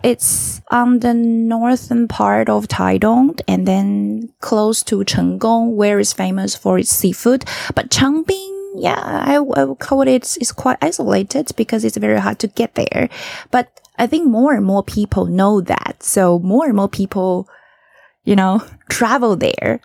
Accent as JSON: {"language": "English", "region": "Taichung", "country": "Taiwan", "said": "I'm from Taichung, right?"}